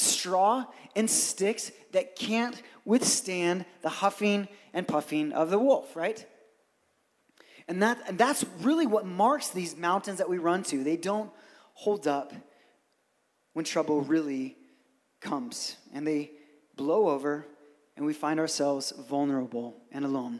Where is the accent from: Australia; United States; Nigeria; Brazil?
Brazil; moved away; I grew up in Brazil